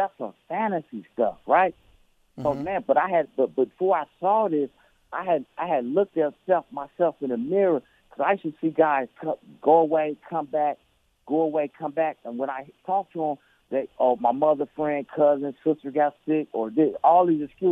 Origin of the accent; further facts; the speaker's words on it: Oakland, California, United States; born and raised in Oakland